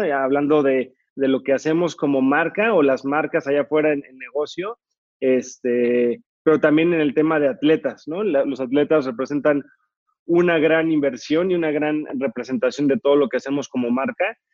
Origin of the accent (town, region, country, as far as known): Mexico